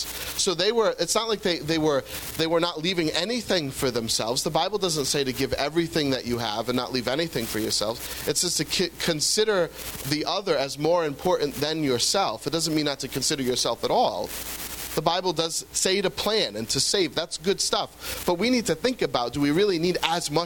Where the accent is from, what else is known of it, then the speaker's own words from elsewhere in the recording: United States; As Americans